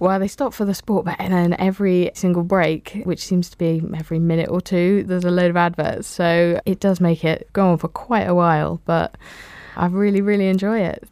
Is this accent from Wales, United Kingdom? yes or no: yes; Wales, United Kingdom; also born or lived in England; now in Devon, United Kingdom; I moved to Wales when I was nine, and it's compulsory to learn Welsh in school